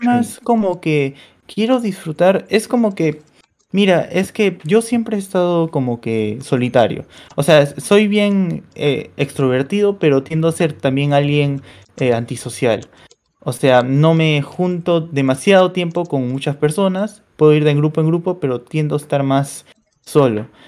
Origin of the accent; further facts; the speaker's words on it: Peru; de Perú